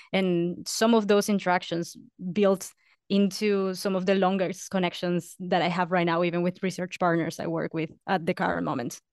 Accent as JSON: {"language": "English", "region": "Lima", "country": "Peru", "tie": "born or raised there", "moved": "as an adult", "said": "I was born and raised in Peru, uh, up until I was eighteen, And I was born in the city, in the capital, Lima"}